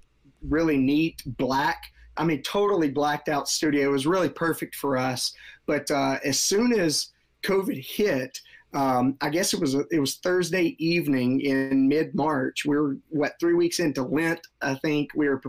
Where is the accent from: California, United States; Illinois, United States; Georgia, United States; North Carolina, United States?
Georgia, United States; Marietta; Yeah, Marietta, which is a northwest suburb of Atlanta.